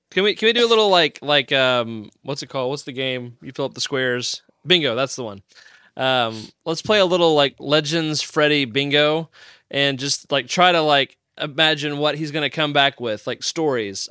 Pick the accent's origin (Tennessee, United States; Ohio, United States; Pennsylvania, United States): Tennessee, United States; I'm from Tennessee